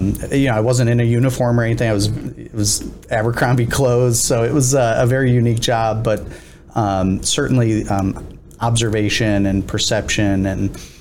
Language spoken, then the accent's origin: English; Binghamton, New York, United States; also born or lived in Boston; I grew up in Binghamton, New York. I was born and raised there